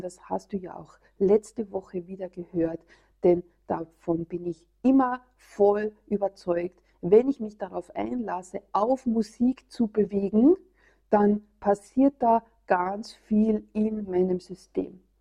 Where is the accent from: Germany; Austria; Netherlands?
Austria; hier bei uns in Österreich